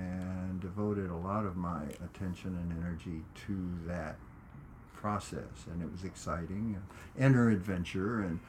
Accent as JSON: {"language": "English", "town": "Corpus Christi", "region": "Texas", "country": "United States", "said": "Corpus Christi, Texas."}